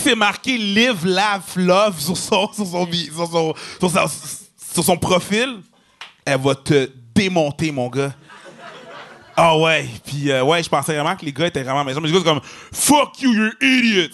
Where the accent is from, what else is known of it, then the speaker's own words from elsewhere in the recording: Quebec, Canada; on vient du Québec, parce qu'on est québécois